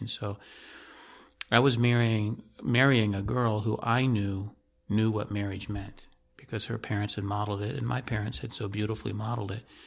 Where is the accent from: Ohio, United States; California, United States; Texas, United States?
Ohio, United States; moved away as an adult; also born or lived in Portland; I grew up back in the Midwest, in the state of Ohio